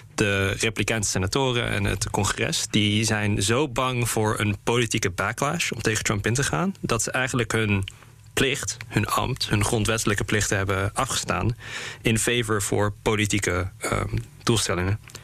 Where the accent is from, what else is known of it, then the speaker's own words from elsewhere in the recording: Netherlands; ook als Nederlanders